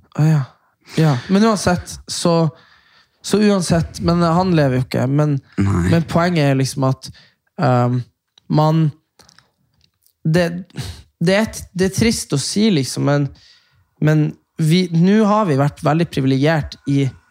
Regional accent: Norway; som nordmann

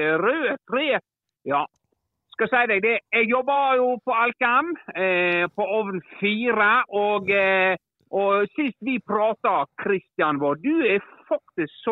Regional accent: Ålesund, Møre og Romsdal, Norway; now in Svelgen, Norway; Eh, kom jeg fra Ålesund da, og flytta ned her til Svelgen.

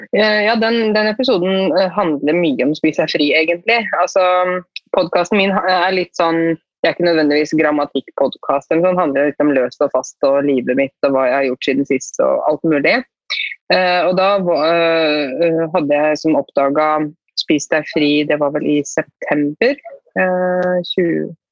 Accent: Norway; jeg er helt, helt norsk også

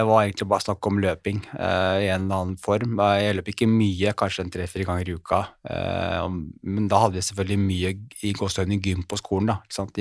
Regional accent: Oslo, Norway; Jeg er oppvokst eh, her i Oslo

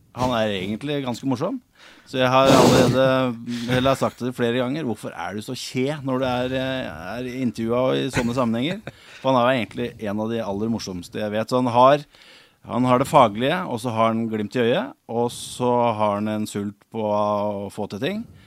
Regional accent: Hamar, Innlandet, Norway; Jeg er født og oppvokst på Briskeby

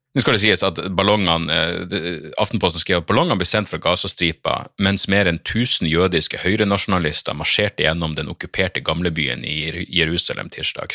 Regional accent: Narvik, Nordland, Norway; now in Oslo, Norway; jeg er en storkar som ikke skjønner min egen dialekt

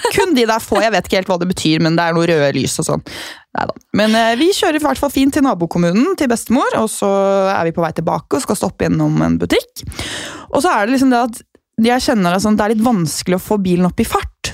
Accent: Gol, Buskerud, Norway; moved away; hjemme på Gol

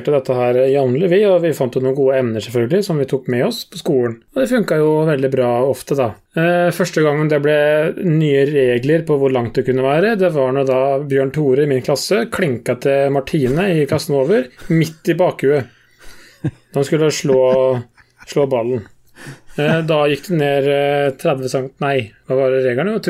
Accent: Norway; jeg og min bror Vi er jo fra Kallet

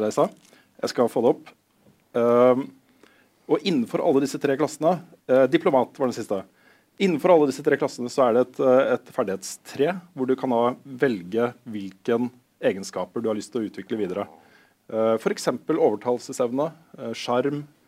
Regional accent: Moss, Østfold, Norway; jeg er jo fra Moss til og med

